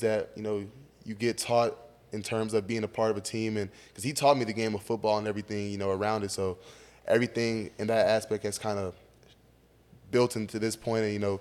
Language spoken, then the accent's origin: English; Fresno, California, United States; moved away as an adult; now in Georgia, United States; I'm from Fresno